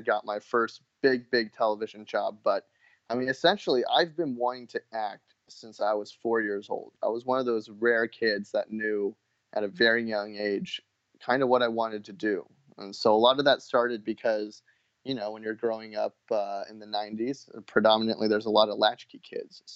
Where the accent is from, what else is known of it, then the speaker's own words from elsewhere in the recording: Orange County, California, United States; also born or lived in Los Angeles, California; I was born in LA, but I grew up in Orange County